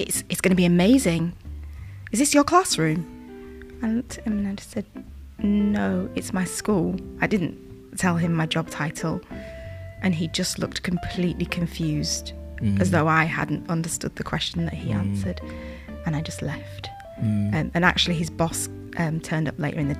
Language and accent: English; Yorkshire and the Humber, United Kingdom; I'm from Yorkshire